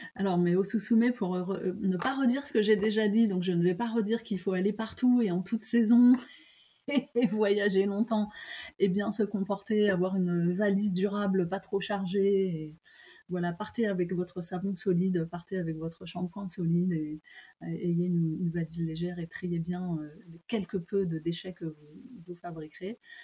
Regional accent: France; also born or lived in Japan; je ne veux pas dénigrer mon pays, j'aime beaucoup mon pays et je, me sens tout à fait française

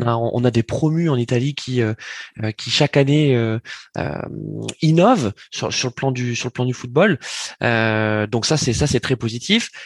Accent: France; on est français

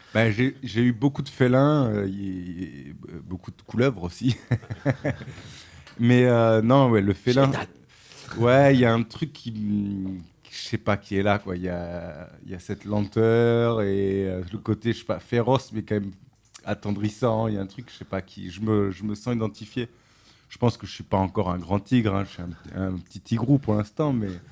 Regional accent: Toulouse, Occitania, France; moved away; ma famille, j'ai grandi là, donc je suis un enfant du pays

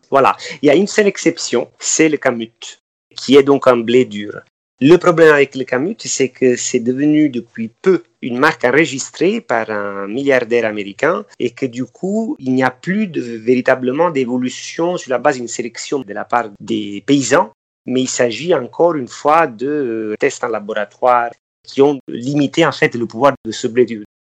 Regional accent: Amalfi Coast, Campania, Italy; now in Paris, France; je suis originaire de la Côte Amalfitaine

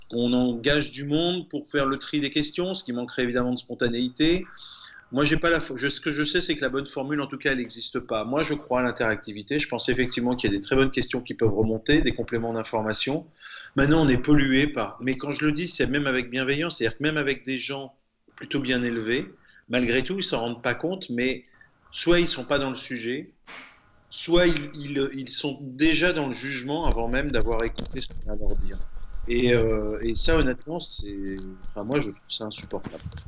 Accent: France; moi, en tant que Français

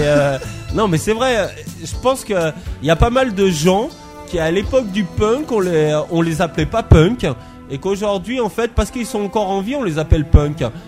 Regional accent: Haute-Savoie, Auvergne-Rhône-Alpes, France; je viens de Haute-Savoie

